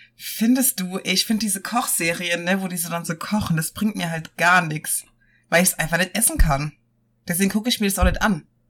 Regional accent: Rhineland-Palatinate, Germany; moved away; bei uns in der Pfalz

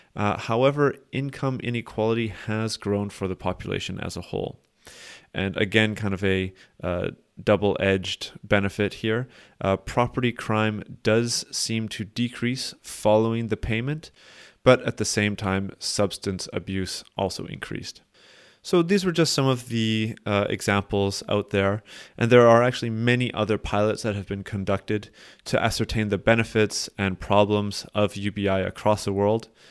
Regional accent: Canada; as a Canadian myself

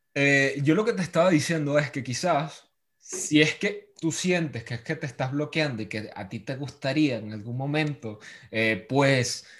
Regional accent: Venezuela; moved away; Yo extraño cosas de mi infancia en Venezuela

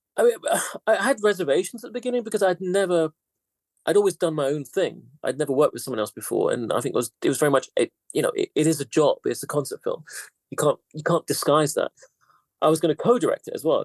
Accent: United Kingdom; also born or lived in London; I'm half Greek actually, but still, I, I, I, I grew up in Britain. I never lived in Greece.

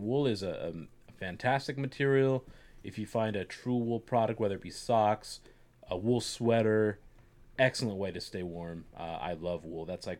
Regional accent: Florida, United States; moved away; I'm from Florida.

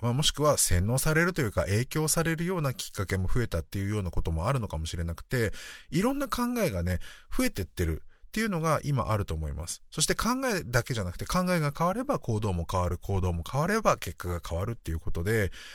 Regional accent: Japan; 私は日本で生まれ育って

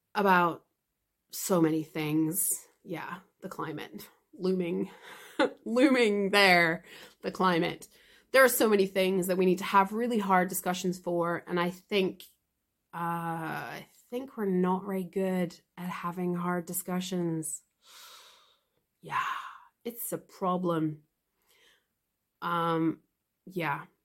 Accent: United Kingdom; I'm British. We suck infamously at learning languages

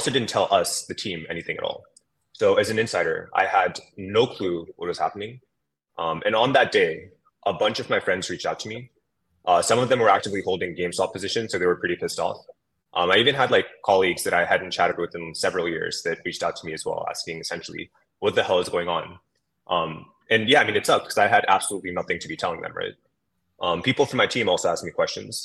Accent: San Francisco Bay Area, California, United States; My background is that I grew up in the San Francisco Bay Area

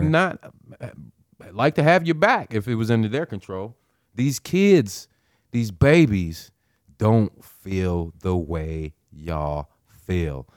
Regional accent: Nebraska, United States; I'm from Nebraska, born and raised

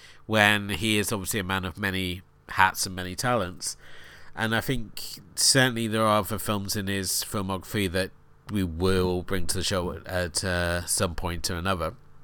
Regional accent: Newquay, South West England, United Kingdom; I grew up in Newquay, and okay, I was a skater punk, and we hated the surfers because the surfers felt that they ran the town

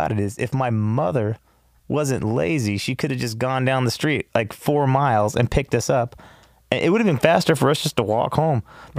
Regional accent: Los Angeles, California, United States; I was born here in L.A. at Cedars.

